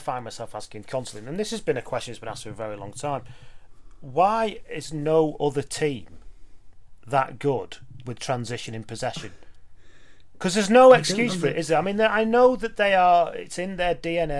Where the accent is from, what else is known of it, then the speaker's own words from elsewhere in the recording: Lancashire, North West England, United Kingdom; when I was in Lancashire as a kid